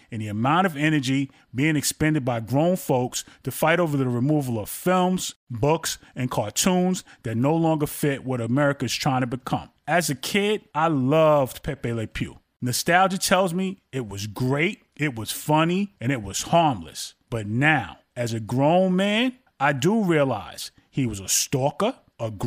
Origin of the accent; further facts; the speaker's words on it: New York City, New York, United States; I went to Harlem to see her every weekend when I was growing up in Brooklyn as a child